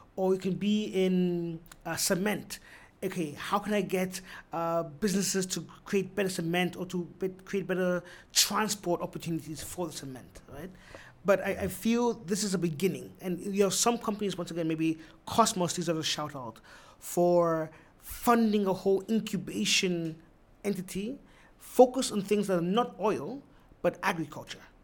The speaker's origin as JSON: {"language": "English", "country": "Austria", "tie": "born or raised there", "moved": "yes", "lives_now": "Ghana", "said": "I was born and raised in Austria."}